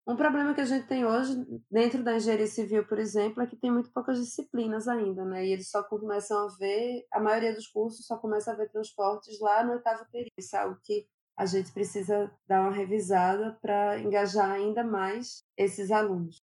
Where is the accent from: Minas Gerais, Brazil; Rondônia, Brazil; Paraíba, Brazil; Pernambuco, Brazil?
Pernambuco, Brazil; Recife; Eu sou natural de Recife